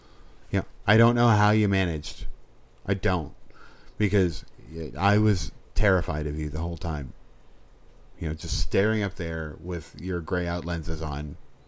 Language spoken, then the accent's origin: English; New England, United States; I am from New England, trust.